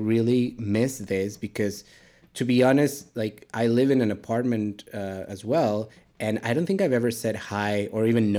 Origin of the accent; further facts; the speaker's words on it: Mexico City, Mexico; So I grew up in Mexico City, so it's neither very hot or very warm. It's kind of like a balmy 19 degrees on like an average every day.